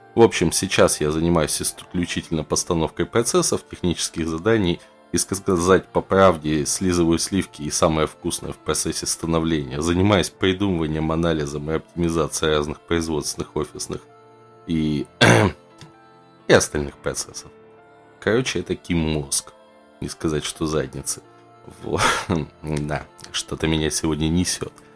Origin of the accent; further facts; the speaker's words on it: Russia; Я, как любой просвещенный россиянин